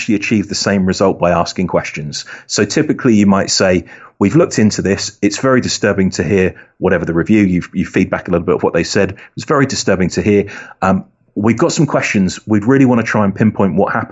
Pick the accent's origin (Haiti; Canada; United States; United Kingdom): United Kingdom; accent: British; my British accent